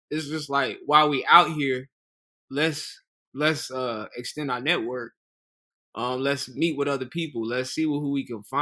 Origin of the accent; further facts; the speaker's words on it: Charlotte, North Carolina, United States; I'm from Charlotte, North Carolina.